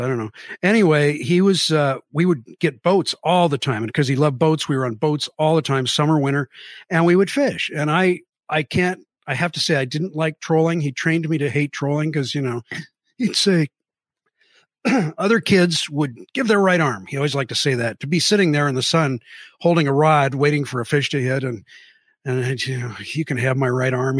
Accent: Mercer Island, Washington, United States; also born or lived in Seattle; I was born in Seattle, raised on Mercer Island

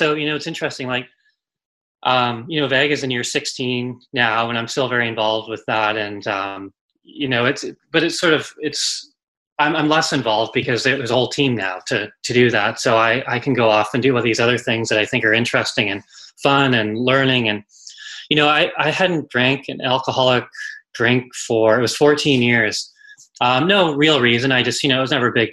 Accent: Vancouver, British Columbia, Canada; in Canada, where I grew up in Vancouver

